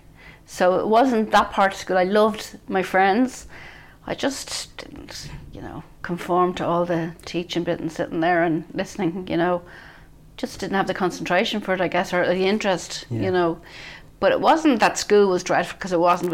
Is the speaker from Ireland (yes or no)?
yes; Bray, Leinster, Ireland; I grew up in Bray, County Wicklow, where I live now